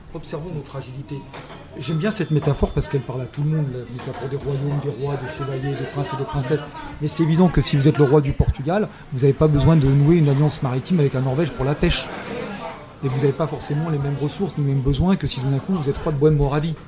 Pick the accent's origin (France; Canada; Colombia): France; moved away; also born or lived in a Germanic country (14 years); je suis français, ayant vécu 14 ans dans un pays germanique